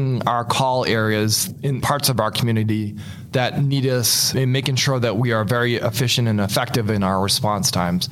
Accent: Massachusetts, United States; moved away as an adult; now in Goodyear, United States; I'm originally from Massachusetts

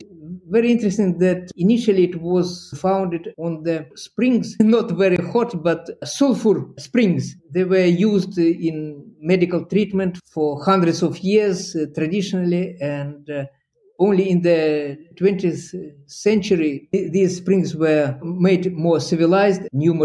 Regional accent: Perm, Perm Krai, Russia; English is a second language; moved away as an adult; also born or lived in Novosibirsk, Russia; now in Bath, United Kingdom; I was born in Russia, in the city of Perm, Ural region, just the borderline, geographical borderline between Europe and Asia. I lived there for 23 years, graduated from the Perm University, and then I moved to Novosibirsk.

